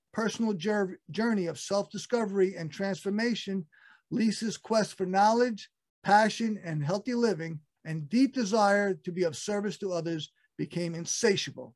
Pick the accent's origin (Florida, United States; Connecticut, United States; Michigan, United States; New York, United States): New York, United States; New York City; I'm from Brooklyn